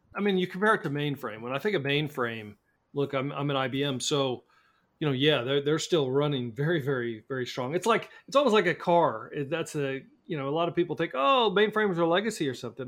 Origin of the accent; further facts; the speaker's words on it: Kansas City, Missouri, United States; I'm from Kansas City, where we have the best barbecue in the world